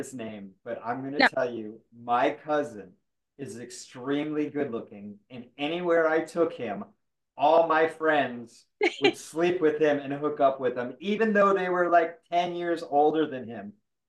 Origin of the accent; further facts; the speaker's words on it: Midwest, United States; also born or lived in South; So I kind of grew up in the Midwest and I grew up in the South.